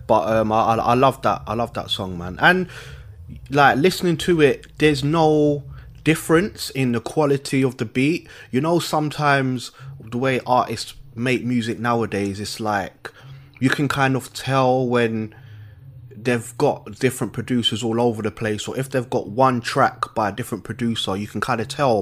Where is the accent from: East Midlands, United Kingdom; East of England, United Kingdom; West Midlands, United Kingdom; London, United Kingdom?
London, United Kingdom; I'm from London.